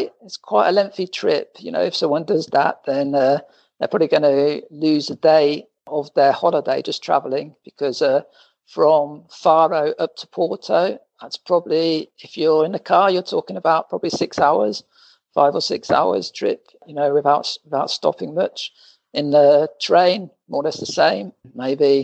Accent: central England, United Kingdom; moved away as an adult; also born or lived in Portugal; now in Lisbon, Portugal; I'm actually half English, half Portuguese. My mother was Portuguese, but I'm born and bred in England, in central England, but been living in Portugal for the last 24 years

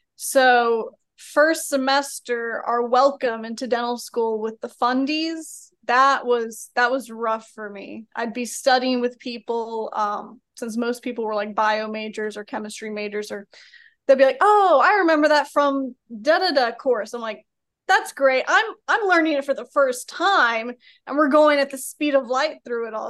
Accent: Birmingham, Alabama, United States; also born or lived in Atlanta, Georgia; I'm from Birmingham, but, uh, was out over there in Georgia for four years

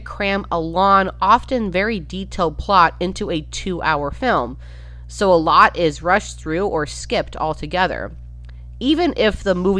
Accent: Minnesota, United States; I've spent the majority of my life in Minnesota

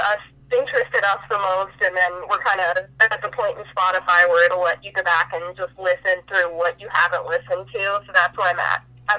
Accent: Dayton, Ohio, United States; So I'm actually from Dayton, Ohio, and that is where my dad grew up as well.

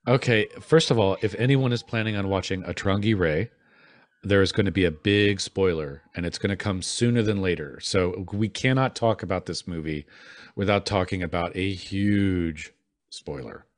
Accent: Midwest, United States; as a Midwesterner

